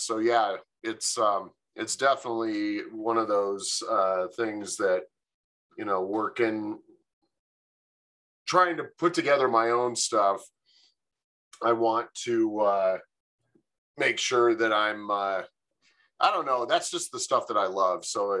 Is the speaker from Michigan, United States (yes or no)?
yes; Michigan, United States; also born or lived in California; now in Grand Junction, United States; I live in Grand Junction, Colorado. I've lived here for about 16 years. And originally, I'm from Michigan. Spent most of my life in California, so it's definitely I've been around a little bit.